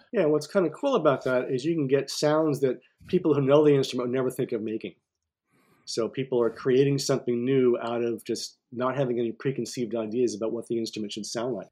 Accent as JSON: {"language": "English", "town": "Cortland", "region": "New York", "country": "United States", "tie": "born or raised there", "also_born_or_lived": "Ithaca, New York", "said": "I grew up in Cortland, New York"}